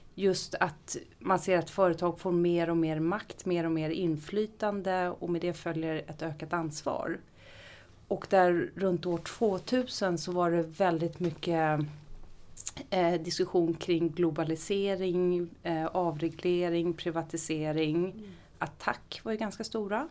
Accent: Ekerö, Stockholm County, Sweden; also born or lived in Visby; now in Gustavsberg, Sweden; Jag har bott på Ekerö i mina första 20 år, bodde jag på Ekerö

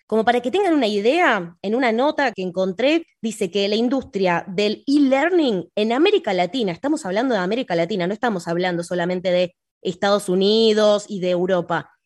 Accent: Argentina; soy argentina

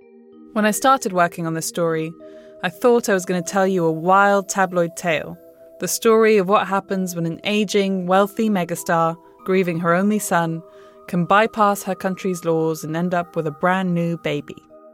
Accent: Spain; I grew up in Spain

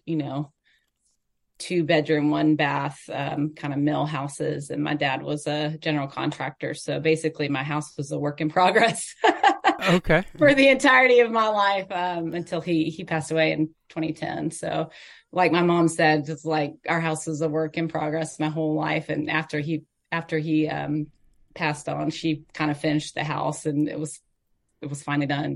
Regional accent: Atlanta, Georgia, United States; moved away as an adult; also born or lived in Clemson, South Carolina; now in Nashville, United States; I grew up in Northwest Atlanta.

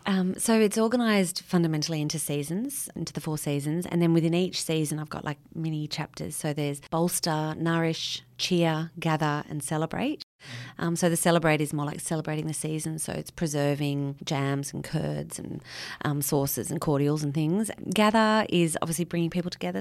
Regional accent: Sydney, New South Wales, Australia; moved away as an adult; now in west of Orange, Australia; I grew up in Sydney

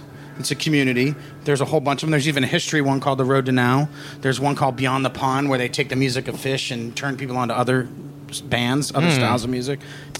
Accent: Boston, Massachusetts, United States; See, I grew up in Boston, so, you know, big Bruins and Celtics.

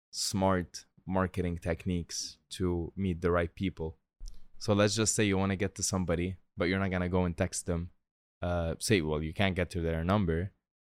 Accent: Tripoli, North Governorate, Lebanon; I'm from Tripoli. Google it. All right. It's not a nice place in Lebanon. I mean, it's very nice, but we broke.

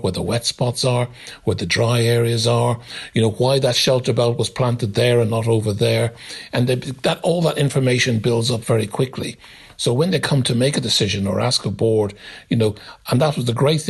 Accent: Dublin, Leinster, Ireland; moved away; I grew up in Ireland, in Dublin

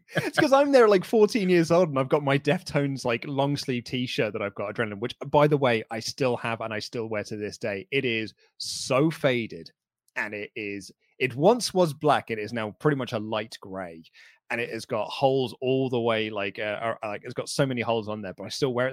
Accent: United Kingdom; we're a British crowd

